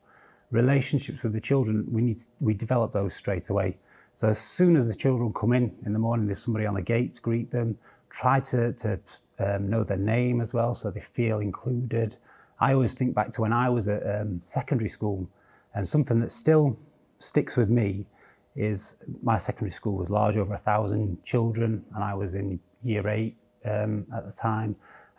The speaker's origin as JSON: {"language": "English", "town": "Sheffield", "region": "Yorkshire and the Humber", "country": "United Kingdom", "tie": "born or raised there", "said": "Born in Sheffield. I was born in Stannington, Sheffield. Grew up around Stannington and Rivlin."}